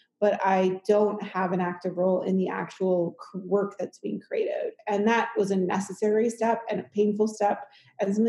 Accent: Midwest, United States; now in Colorado, United States; I grew up in the Midwest

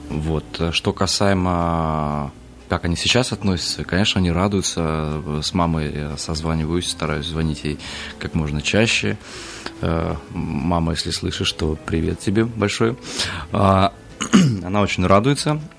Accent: Kazakhstan; born there; я повторюсь, да, я родился в, в Казахстане.

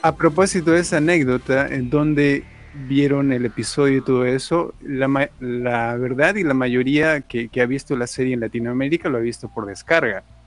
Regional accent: Peru; Yo también soy de Perú

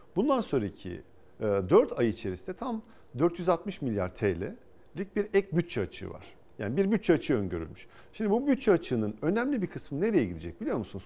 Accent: İzmir, Turkey; moved away as an adult; also born or lived in Ankara / Boston; Bornova Anadolu Lisesi, İzmir Fen Lisesi, ODTÜ'yü kazandım

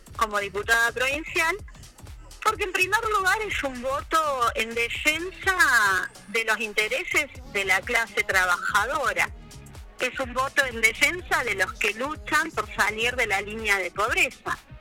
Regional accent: Córdoba, Argentina; moved away as an adult; also born or lived in Santa Cruz, Argentina; now in El Calafate, Argentina; yo llegué a la provincia en diciembre del 93, o sea que este año, en diciembre había cumplido 30 años en la provincia de Santa Cruz. Sí. Nací en Córdoba

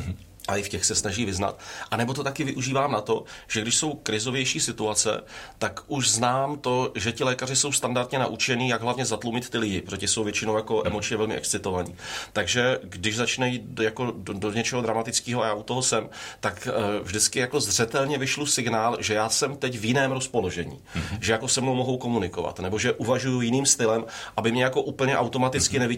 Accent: Brno, South Moravian Region, Czechia; jsem si jako vybral záměrně těžký gimpl v Brně, kde jsem, mm-hmm. jsem byl Brňák

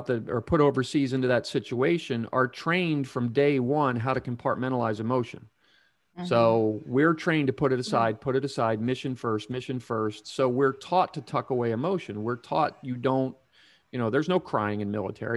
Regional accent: Pennsylvania, United States; moved away as an adult; my home state of Pennsylvania

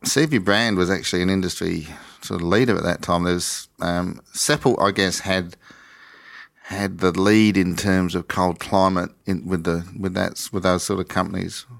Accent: just outside of Adelaide, South Australia, Australia; also born or lived in East Coast of England; ended up in a satellite town just outside of Adelaide

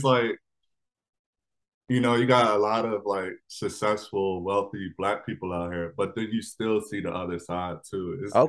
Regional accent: Charles County, Maryland, United States; also born or lived in Pennsylvania; But I grew up in, I don't know if you're familiar with Charles County, Maryland.

